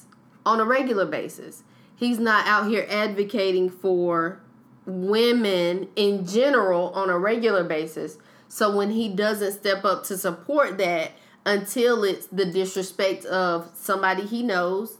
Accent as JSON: {"language": "English", "town": "Sanford", "region": "North Carolina", "country": "United States", "said": "I'm from Sanford"}